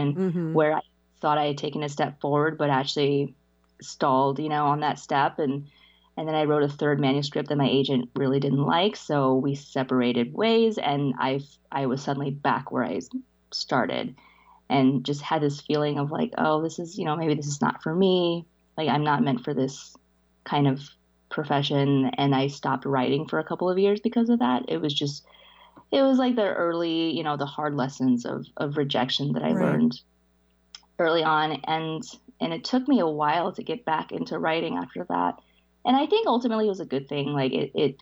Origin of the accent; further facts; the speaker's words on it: New Orleans, Louisiana, United States; English is a second language; also born or lived in China; I came to the States with my parents when I was five, in 89, and we settled in New Orleans